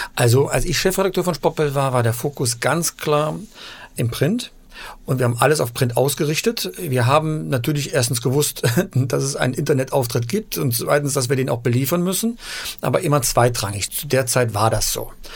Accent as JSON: {"language": "German", "area": "Eifel", "region": "North Rhine-Westphalia", "country": "Germany", "tie": "born or raised there", "also_born_or_lived": "Aachen / Halle an der Saale / Munich", "moved": "as an adult", "lives_now": "Hamburg, Germany", "said": "Ich bin ja in Aachen geboren und in der Eifel aufgewachsen"}